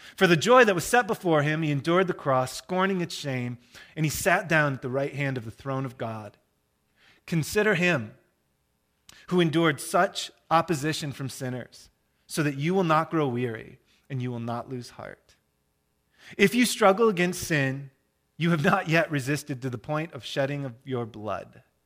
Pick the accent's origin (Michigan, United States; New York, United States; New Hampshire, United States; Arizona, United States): Michigan, United States; I'm from Michigan